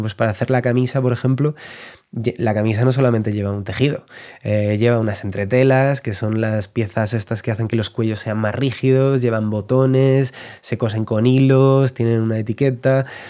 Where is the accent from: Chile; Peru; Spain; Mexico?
Spain; Madrid, Community of Madrid; also born or lived in Valencia; now in El Escorial, Spain; yo soy de Madrid, pero he vivido ya, yo creo, 8 o 9 años en Valencia